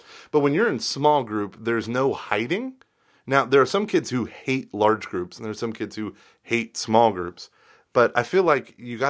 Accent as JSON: {"language": "English", "town": "Denver", "region": "Colorado", "country": "United States", "said": "And I'm from the Rockies of Denver, and I just, okay, anyway."}